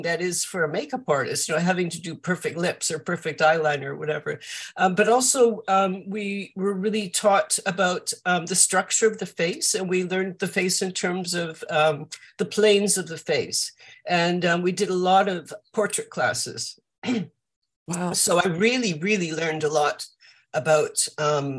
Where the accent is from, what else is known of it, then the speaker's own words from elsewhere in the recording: Vancouver, British Columbia, Canada; moved away as an adult; also born or lived in California; now in London, United Kingdom; I grew up in Vancouver in Canada.